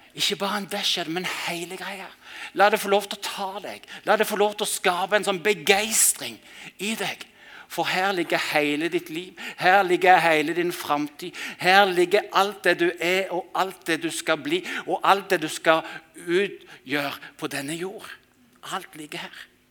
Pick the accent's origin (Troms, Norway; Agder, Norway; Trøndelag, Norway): Agder, Norway; Mandal; hjembyen min Mandal